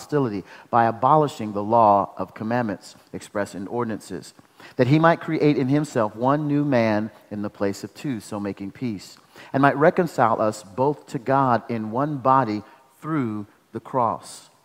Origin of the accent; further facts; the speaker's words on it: Omaha, Nebraska, United States; now in Douglasville, United States; I'm from Omaha, Nebraska.